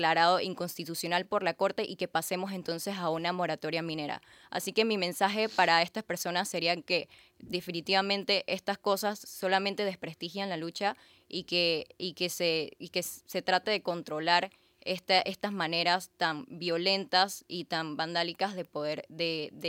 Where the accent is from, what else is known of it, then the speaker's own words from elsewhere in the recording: Panama; Y bueno, estamos uniéndonos para que todos eh, como panameños estemos unidos hacia la presidencia protestando en contra del contrato minero.